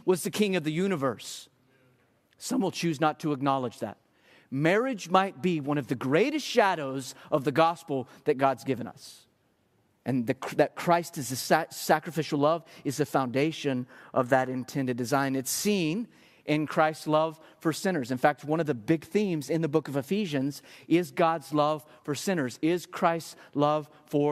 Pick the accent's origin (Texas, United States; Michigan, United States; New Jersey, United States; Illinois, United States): Texas, United States; I'm Texan through and through